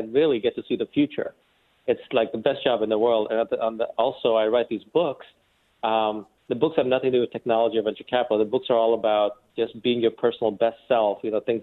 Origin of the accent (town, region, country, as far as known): New York, United States; born or raised there; also born or lived in India